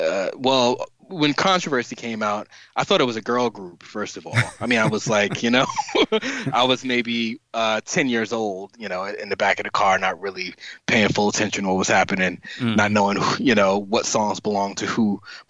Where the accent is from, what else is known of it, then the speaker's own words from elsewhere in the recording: New York City, New York, United States; I grew up in New York City, you know, and I grew up in the Bronx, actually.